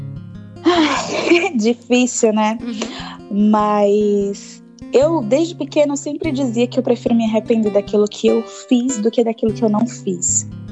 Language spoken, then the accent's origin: Portuguese; Salvador, Bahia, Brazil; moved away as an adult; now in São Paulo, Brazil; Eu venho de lá da Bahia, mais precisamente de Salvador. E eu vim para São Paulo em 2015